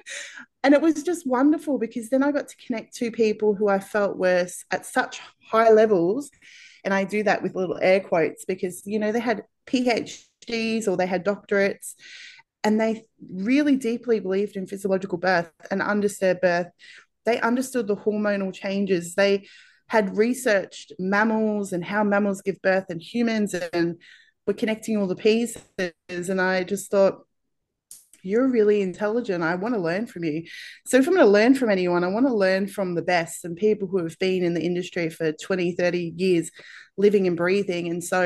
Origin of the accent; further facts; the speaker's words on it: Australia; accent: Australian; I am from Australia, if you can't tell from my accent.